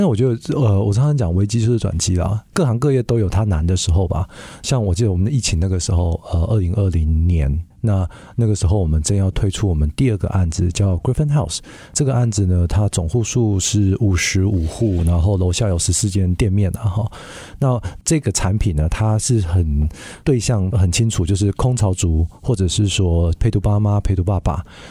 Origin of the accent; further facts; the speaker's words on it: Canada; 因为我自己在加拿大长大的哈，那呃我自己就是对于这个呃移民啊，或者是说呃像海外。的同胞啊